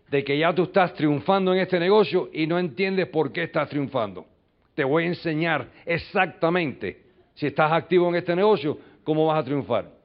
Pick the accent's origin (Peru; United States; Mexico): United States; New York; Yo nací en un callejón en los Estados Unidos, me crié en un barrio, mi madre se muere cuando yo tengo cuatro años de edad